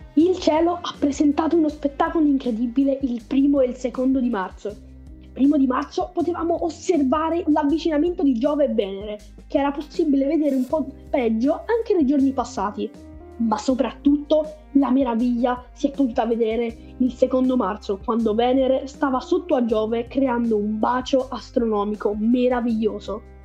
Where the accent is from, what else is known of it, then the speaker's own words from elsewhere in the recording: Naples, Campania, Italy; vengo da Napoli